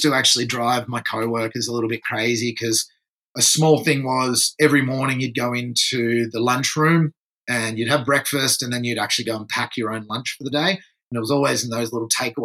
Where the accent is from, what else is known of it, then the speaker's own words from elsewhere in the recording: France; also born or lived in Torquay, Victoria, Australia; now in Byron Bay, Australia; I was actually born and grew up in France